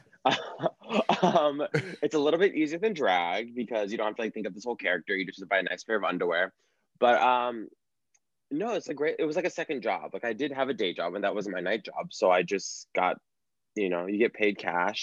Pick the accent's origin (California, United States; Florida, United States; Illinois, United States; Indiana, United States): California, United States; San Francisco; moved away as an adult; also born or lived in Los Angeles / San Diego; now in New York, United States; born and raised in California, San Francisco